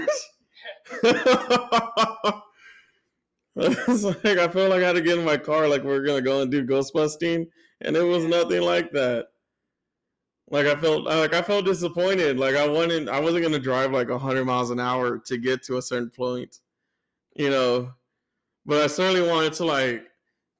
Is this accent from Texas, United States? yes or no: yes; Corpus Christi, Texas, United States; I'm from South Texas, so it's basically just full of Mexicans... White people and a couple of black people. Like, I'm from, like, the Mexico border of Texas.